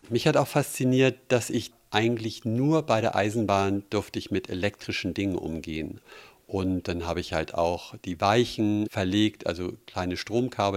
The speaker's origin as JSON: {"language": "German", "region": "Hamburg", "country": "Germany", "tie": "born or raised there", "said": "Ich bin ja in Hamburg aufgewachsen"}